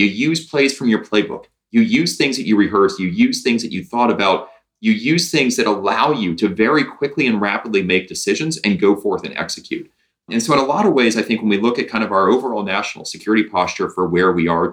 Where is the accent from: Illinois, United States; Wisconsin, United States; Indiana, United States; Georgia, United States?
Indiana, United States; I'm a Hoosier by birth